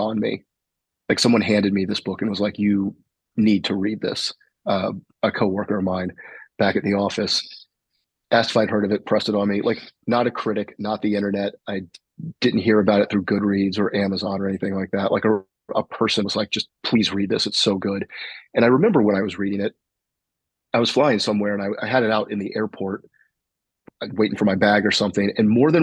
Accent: the South, United States; growing up in the South

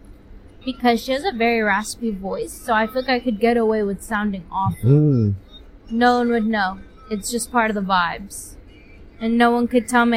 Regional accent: United States; I'm an American through.

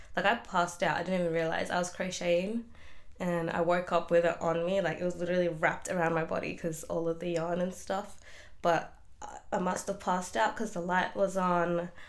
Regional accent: Melbourne, Victoria, Australia; I'm from Melbourne, Australia

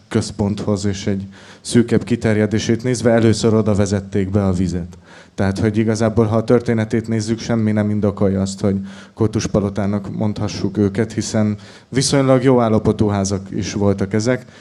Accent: Salgótarján, Nógrád, Hungary; én sagotarjáni származású vagyok

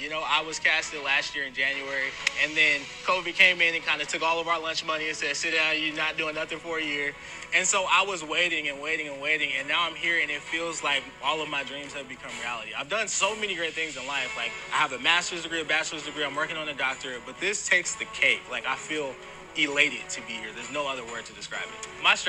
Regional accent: San Bernardino, California, United States; I'm 25 years old. I grew up in San Bernardino, California

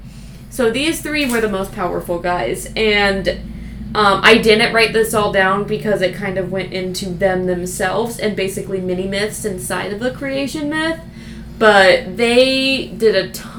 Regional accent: Ireland; Well, we're from Ireland.

